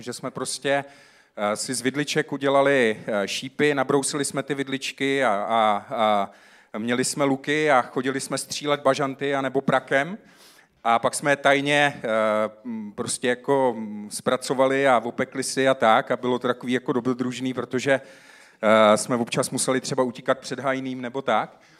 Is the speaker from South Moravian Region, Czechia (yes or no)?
yes; South Moravian Region, Czechia; Já jsem vyrůstal na Jižní Moravě